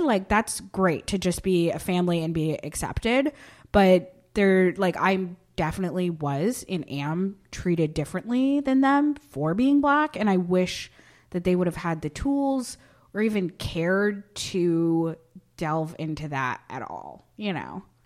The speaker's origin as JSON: {"language": "English", "town": "Barton", "region": "Vermont", "country": "United States", "tie": "born or raised there", "moved": "yes", "said": "So I grew up in Barton, Vermont, which is, like, middle of, like, nowhere"}